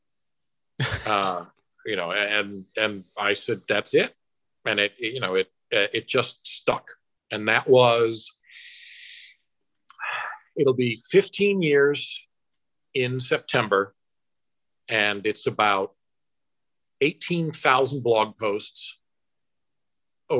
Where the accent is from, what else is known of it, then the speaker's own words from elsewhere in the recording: Rotterdam, New York, United States; I'm from Rotterdam